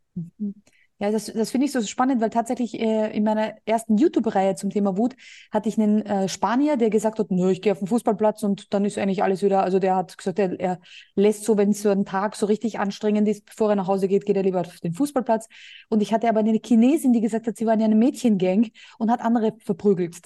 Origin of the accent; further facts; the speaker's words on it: Austria; moved away as an adult; now in Spain; Bei uns in Österreich